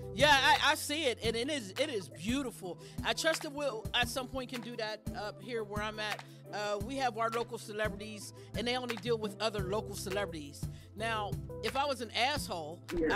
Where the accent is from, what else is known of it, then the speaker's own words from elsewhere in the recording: Pittsburgh, Pennsylvania, United States; I'm from Pittsburgh